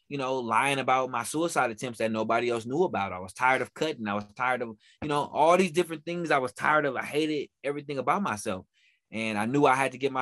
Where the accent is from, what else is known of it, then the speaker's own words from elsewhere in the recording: Oakland, California, United States; I'm from Oakland, California